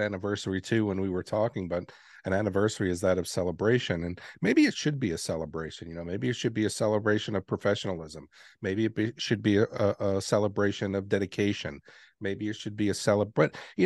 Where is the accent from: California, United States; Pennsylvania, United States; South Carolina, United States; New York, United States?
New York, United States; New York City; moved away; I grew up in New York City, and I got to see the Twin Towers every day when I left my home